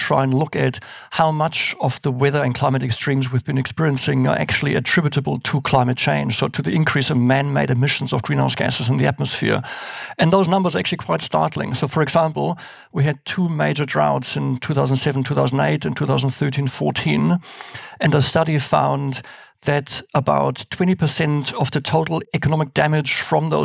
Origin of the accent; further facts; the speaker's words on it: Germany; moved away as an adult; now in New Zealand; So I was born and raised in Germany. I came to New Zealand in the early 90s.